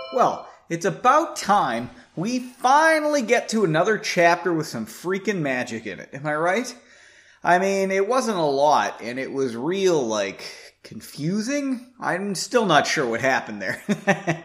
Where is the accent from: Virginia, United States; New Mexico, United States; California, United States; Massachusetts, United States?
Massachusetts, United States; moved away; I'm from Massachusetts